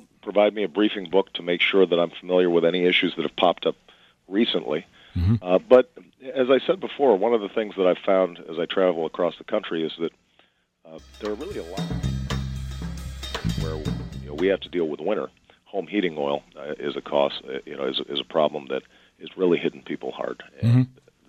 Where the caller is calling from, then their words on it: Virginia, United States; I am calling you from Virginia.